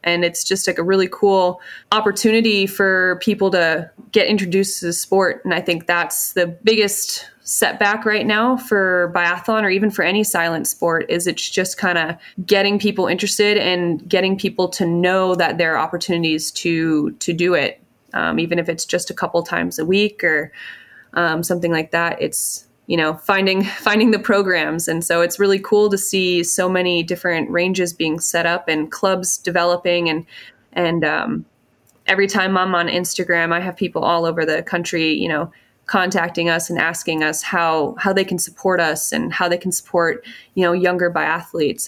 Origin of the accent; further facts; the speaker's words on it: Pulaski, Wisconsin, United States; I grew up outside of Green Bay, Wisconsin